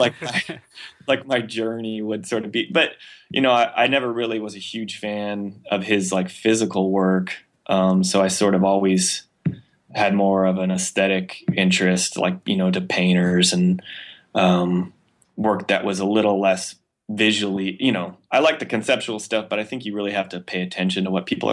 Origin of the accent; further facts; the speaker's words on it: San Jose, California, United States; also born or lived in Miami; now in San Francisco, United States; I grew up in San Jose in the South Bay.